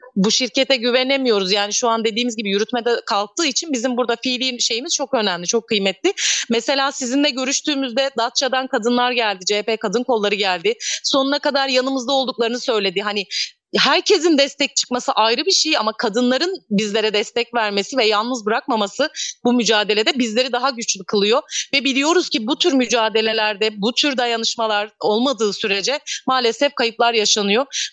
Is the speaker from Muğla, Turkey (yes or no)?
yes; İkizköy, Muğla, Turkey; moved away as an adult; also born or lived in Bodrum / Milas; Aslında doğup büyüdüğüm yerdeyim ben yine.